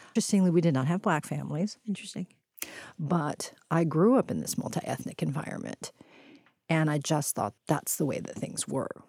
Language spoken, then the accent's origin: English; Houston, Texas, United States; My brother and I initially grew up in what we would have called a barrio